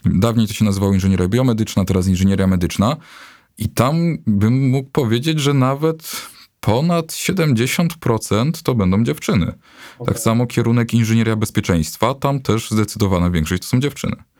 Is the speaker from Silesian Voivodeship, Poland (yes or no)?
no; Bochnia, Lesser Poland, Poland; moved away as an adult; now in Kraków, Poland; jestem, jestem z Bochni, to jest 45 kilometrów